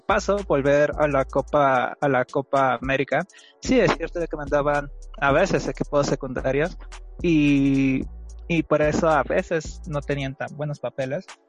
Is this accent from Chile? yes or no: no; Mexico; porque somos mexicanos